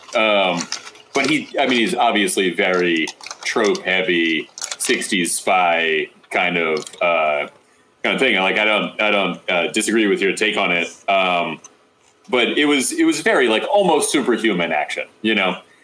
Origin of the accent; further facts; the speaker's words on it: Phoenixville, Pennsylvania, United States; I'm from Phoenixville